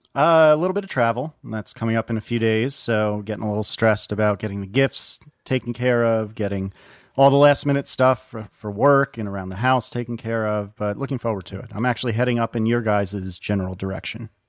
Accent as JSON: {"language": "English", "region": "Northeast", "country": "United States", "moved": "yes", "lives_now": "Richmond, United States", "said": "I'm from the Northeast."}